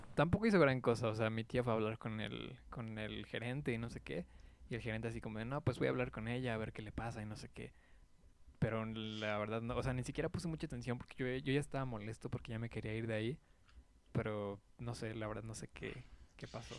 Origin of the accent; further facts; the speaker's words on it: Mexico; como buen mexicano